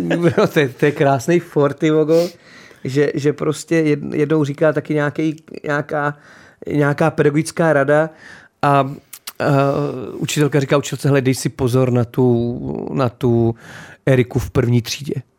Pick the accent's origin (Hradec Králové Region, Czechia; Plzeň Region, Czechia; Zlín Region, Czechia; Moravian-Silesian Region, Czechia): Hradec Králové Region, Czechia; Náchod; já jsem z Náchoda, je město, který miluju, žiju v Náchodě, teďka pořád